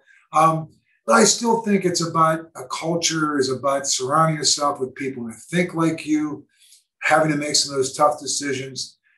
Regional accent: Pittsburgh, Pennsylvania, United States; growing up in Pittsburgh and going back to my hometown.

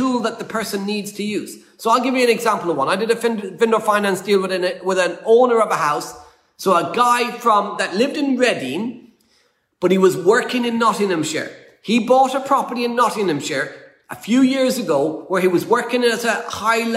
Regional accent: Ireland; moved away; we're an Irish family.

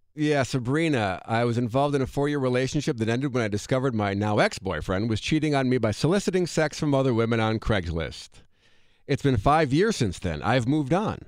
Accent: Monona, Wisconsin, United States; moved away; I went back to my hometown in Monona, Wisconsin

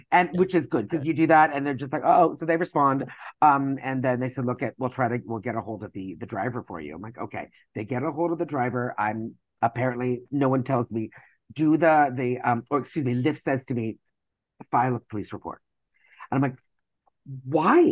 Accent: Canada; moved away as an adult; now in United States; I'm Canadian.

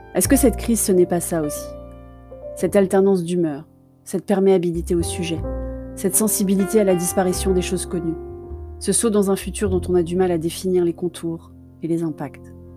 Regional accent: Paris, Île-de-France, France; parisienne de cœur

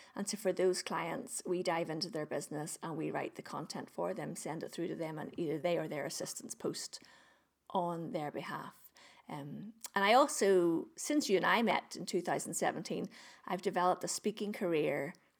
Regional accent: Northern Ireland, United Kingdom; I'm, I'm, I'm from Northern Ireland. I live in Northern Ireland.

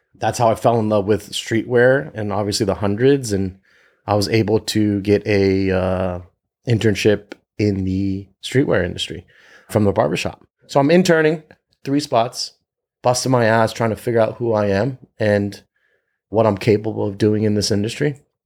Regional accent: Northern Virginia, United States; moved away as an adult; now in Los Angeles, United States; I grew up in Northern Virginia

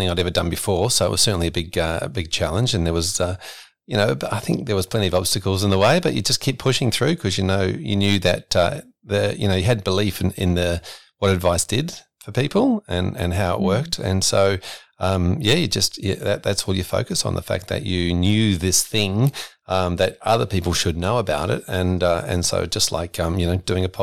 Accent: New Zealand; accent: New Zealand; I was I was actually born and brought up in New Zealand, and so sometimes you'll hear that through as a funny little accent that uh, tends to come through every now and then in a, in a, word.

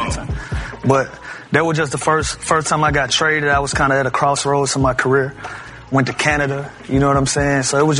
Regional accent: Atlanta, Georgia, United States; also born or lived in Memphis, Tennessee / Philadelphia; I'm actually from Memphis, Tennessee, but I moved to Atlanta when I was young, so I just say I'm from here.

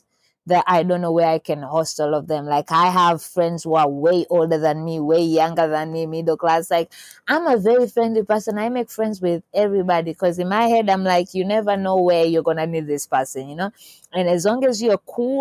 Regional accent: Tanzania; I'm from Tanzania

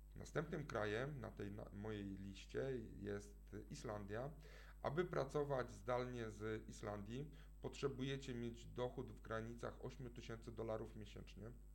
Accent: Poland; Pochodzimy z Polski

